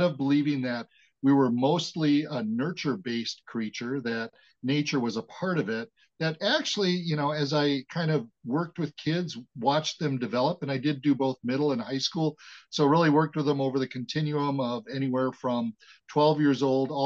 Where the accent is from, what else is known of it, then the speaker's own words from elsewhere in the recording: Wauwatosa, Wisconsin, United States; I was born and raised in the Milwaukee, Wisconsin metropolitan area in a suburb called Wauwatosa